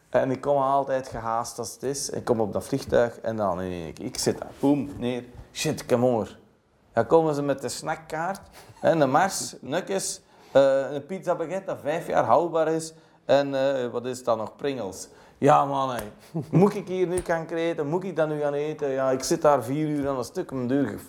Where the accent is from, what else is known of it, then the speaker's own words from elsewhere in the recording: Belgium; Wat doen wij als Belg? we staan op, we vertrekken, koffie is dit en dat.